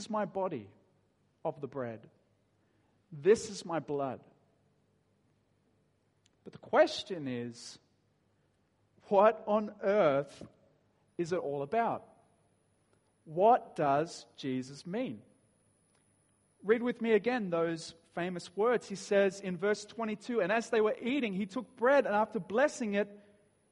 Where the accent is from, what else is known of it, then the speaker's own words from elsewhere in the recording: Dapto, New South Wales, Australia; I grew up in Dapto